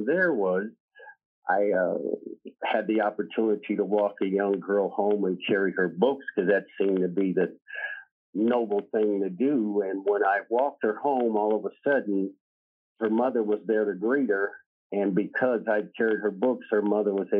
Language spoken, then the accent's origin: English; Des Moines, Iowa, United States; I was born in Des Moines, Iowa in 1955.